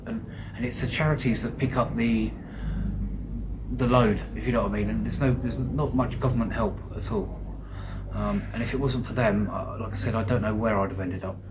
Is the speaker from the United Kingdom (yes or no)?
yes; Deal, South East England, United Kingdom; Deal, which is my hometown.